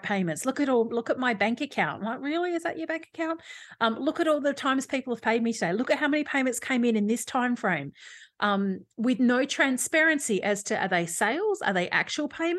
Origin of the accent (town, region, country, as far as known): Australia